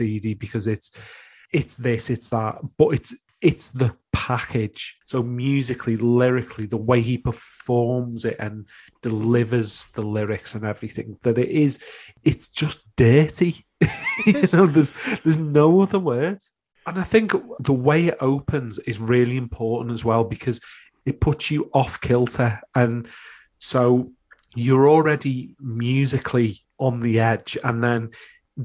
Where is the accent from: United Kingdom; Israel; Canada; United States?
United Kingdom; we're British